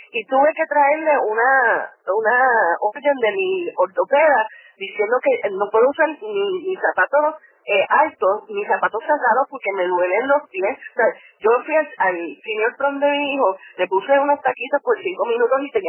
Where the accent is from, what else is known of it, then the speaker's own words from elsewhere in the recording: Puerto Rico; also born or lived in Michigan; yo me crié en Puerto Rico, ¿verdad? Este, pero mami es canadiense, así que hablaba eh, hablo inglés todavía sin acento.